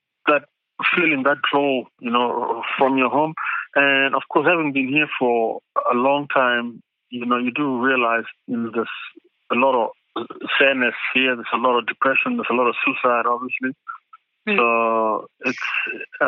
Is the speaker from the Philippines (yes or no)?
no; Adelaide, South Australia, Australia; now in Western Australia, Australia; the Crows and Port Adelaide from my hometown